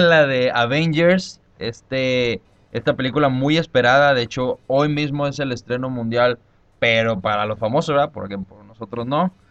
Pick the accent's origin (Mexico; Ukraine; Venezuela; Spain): Mexico; yo soy mexicano